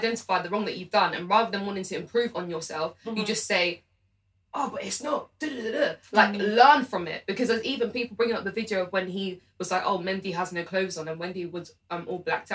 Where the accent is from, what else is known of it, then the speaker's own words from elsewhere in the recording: United Kingdom; we're British, but we know where we're from.